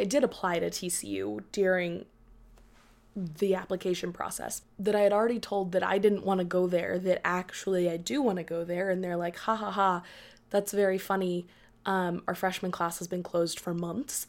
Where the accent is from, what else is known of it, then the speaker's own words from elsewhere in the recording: Dallas, Texas, United States; being born and raised in Dallas